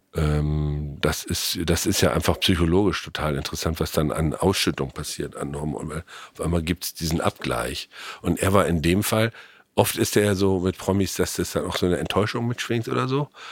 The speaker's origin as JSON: {"language": "German", "country": "Germany", "said": "als Deutscher"}